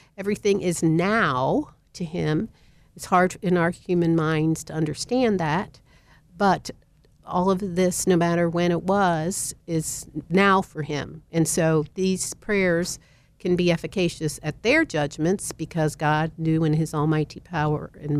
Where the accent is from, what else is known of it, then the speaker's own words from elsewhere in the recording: Cincinnati, Ohio, United States; moved away; I'm originally from Cincinnati, and my cousins there